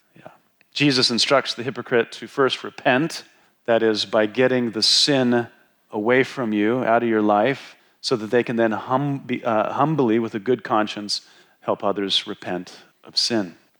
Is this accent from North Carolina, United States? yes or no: no; Wyoming, United States; moved away; when I was growing up in Wyoming